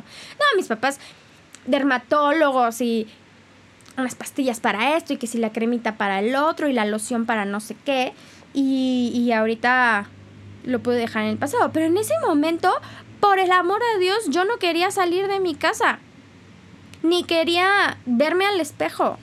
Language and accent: Spanish; Mexico; soy más mexicana que el nopal